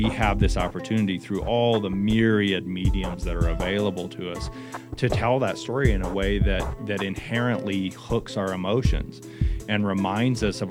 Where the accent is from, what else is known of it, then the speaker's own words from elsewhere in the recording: United States; as an American citizen